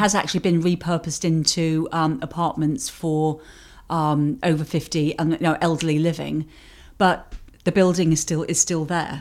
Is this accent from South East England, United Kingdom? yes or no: yes; Sandwich, South East England, United Kingdom; moved away; where I came from was Sandwich on the southeast coast, the original Sandwich